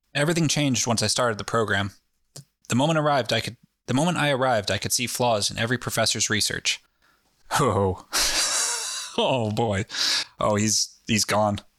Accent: New England, United States; we're from New England, where everyone's fucking jaded about everything.

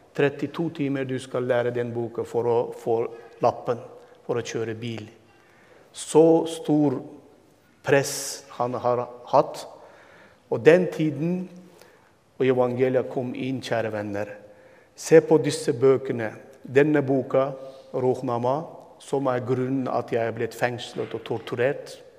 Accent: Turkmenistan; first language Turkmen; Norwegian is a second language; moved away as an adult; also born or lived in Turkey / Istanbul; now in Halden, Norway; Jeg ble født og vokste opp og bodde 22 år i mitt hjemland, hjemmeby, som er 20 minutter fra Usbekistan

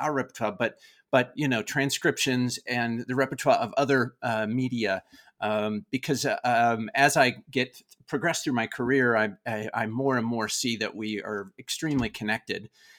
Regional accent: Oklahoma, United States; I grew up in Oklahoma in the United States. I actually grew up on a racehorse ranch in Oklahoma.

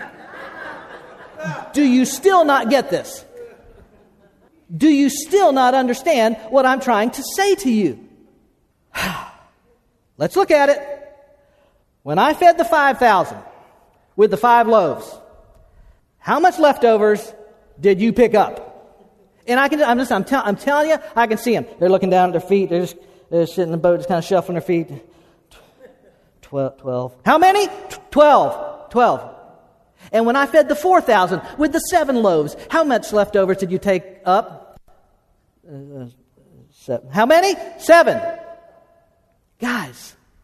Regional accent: Okeechobee, Florida, United States; We grew up in Okeechobee, Florida.

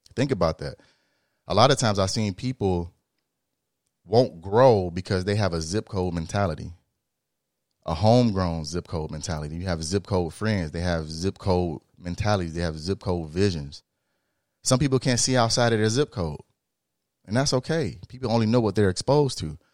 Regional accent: Illinois, United States; I'm from the Midwest, we from Illinois

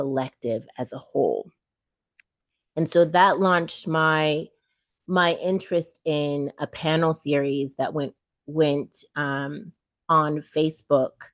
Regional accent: Chico, California, United States; also born or lived in Saint-Michel, Haiti / Port-au-Prince, Haiti / New York; we left with a single white woman to grow up in Northern California, Chico

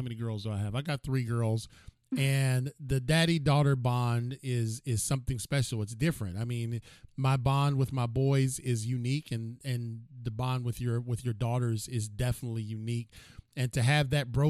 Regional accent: Cleveland, Ohio, United States; I'm from Cleveland

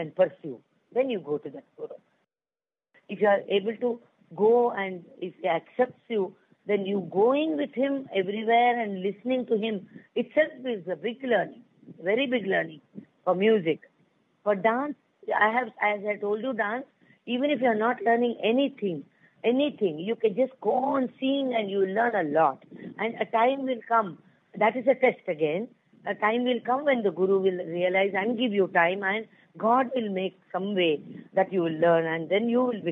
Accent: Pune, Maharashtra, India; I was born and brought up in Pune

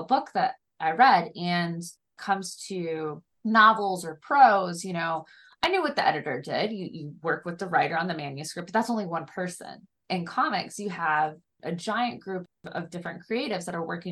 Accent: Niles, Michigan, United States; I'm from a small town called Niles, Michigan.

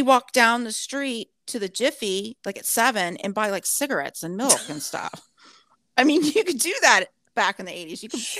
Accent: Orange County, California, United States; moved away; I grew up in Orange County, which is I don't know what you call it, but anyways, it's south of LA.

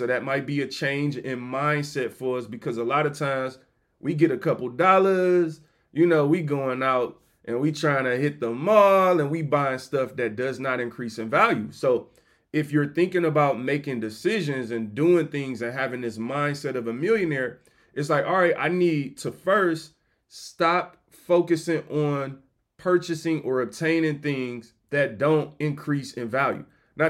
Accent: Detroit, Michigan, United States; You know, I'm from Detroit, dog. Like, I started here.

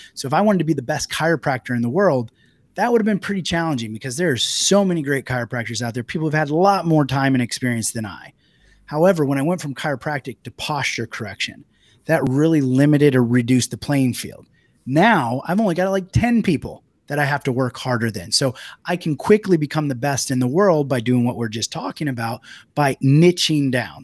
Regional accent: United States; moved away as an adult; also born or lived in Italy; as an American when I first moved to Italy and had a business there.

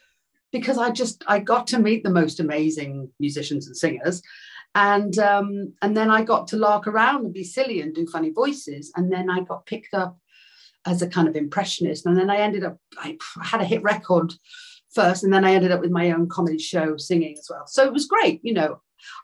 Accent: Liverpool, North West England, United Kingdom; I'd had that thing of being a young girl growing up in Liverpool with a Beatle as a cousin

